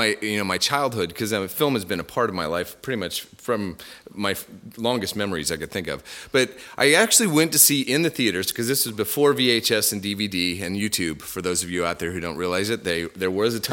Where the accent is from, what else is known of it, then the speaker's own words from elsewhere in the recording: Iowa, United States; now in Australia; I grew up in North America, in the United States, in a state called Iowa.